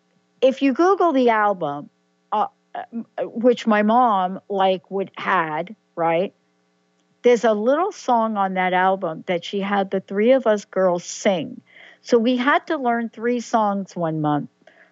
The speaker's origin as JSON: {"language": "English", "region": "New York", "country": "United States", "tie": "born or raised there", "said": "I'm a girl from the Bronx, New York, whose dad happened to remarry after my birth mom passed away."}